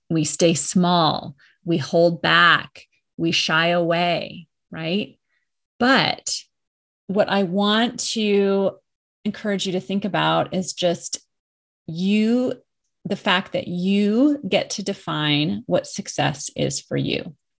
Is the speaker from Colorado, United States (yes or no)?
yes; Colorado, United States; moved away as an adult; I moved back to my home state of Colorado, where I am now